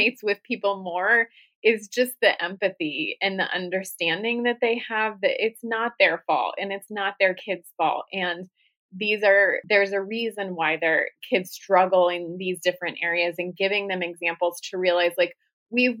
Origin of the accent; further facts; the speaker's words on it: Columbus, Ohio, United States; moved away as an adult; now in Arizona, United States; I grew up in Columbus